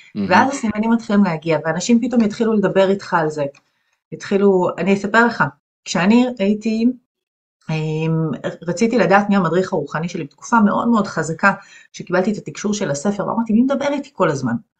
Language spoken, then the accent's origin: Hebrew; Ganei Tikva, Central District, Israel; גדלתי בגני תקווה